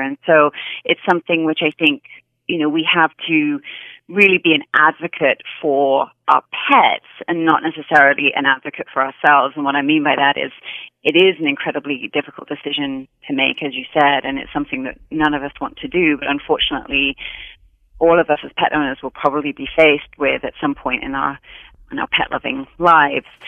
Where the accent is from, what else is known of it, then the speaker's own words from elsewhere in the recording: Hereford, West Midlands, United Kingdom; moved away as an adult; also born or lived in London; now in United States; I grew up in a small um, town called Hereford, which is in England, and it's right on the, the Welsh border